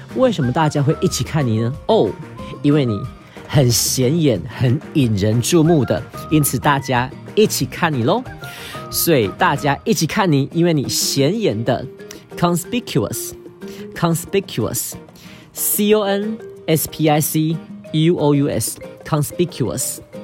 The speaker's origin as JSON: {"language": "Chinese", "country": "Taiwan", "said": "我是台湾来的"}